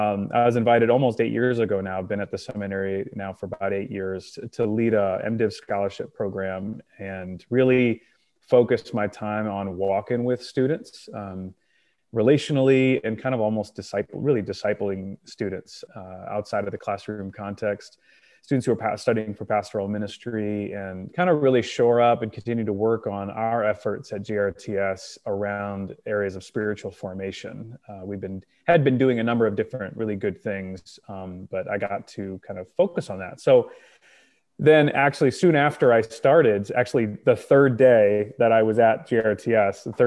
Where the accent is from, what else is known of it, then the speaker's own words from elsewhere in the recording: Northern Indiana, United States; moved away as an adult; now in Grand Rapids, United States; So I am originally from Indiana. I grew up in Northern Indiana, moved to Grand Rapids.